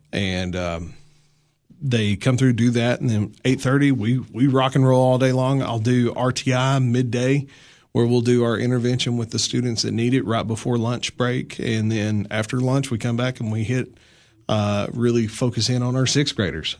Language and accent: English; La Follette, Tennessee, United States; moved away as an adult; now in Putnam County, Tennessee, United States; I grew up in little town north of Knoxville, Tennessee called La Follette.